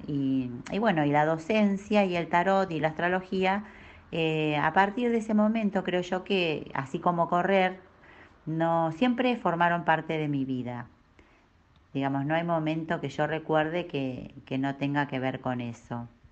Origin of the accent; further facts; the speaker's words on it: Bahía Blanca, Buenos Aires Province, Argentina; moved away as an adult; now in Neuquén, Argentina; Nací en Bahía Blanca, en la provincia de Buenos Aires un 5 de abril.